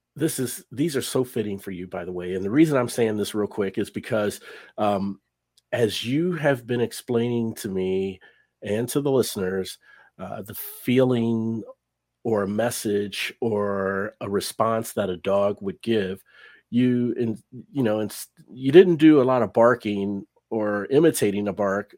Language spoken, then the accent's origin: English; Cincinnati, Ohio, United States; moved away as an adult; now in North Texas, United States; I'm from Cincinnati, Ohio